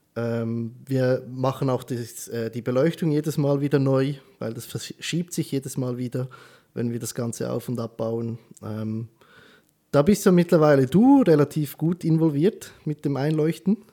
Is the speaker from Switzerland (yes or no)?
yes; Switzerland; bei uns in der Schweiz